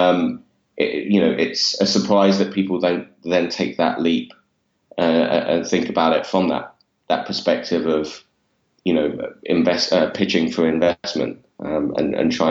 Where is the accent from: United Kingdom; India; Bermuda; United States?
United Kingdom; London; I grew up in East London, which I'm not sure if my accent gives away or not. But I grew up in Walthamstow in East London